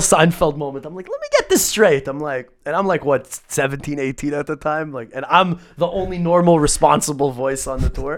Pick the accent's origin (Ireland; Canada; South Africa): Canada; Growing up in Canada